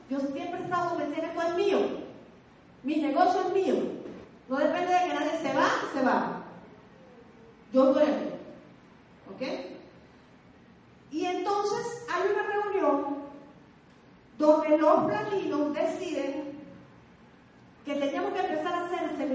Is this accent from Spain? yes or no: no; Venezuela; los venezolanos estamos en capacidad de dictar nuestros propios seminarios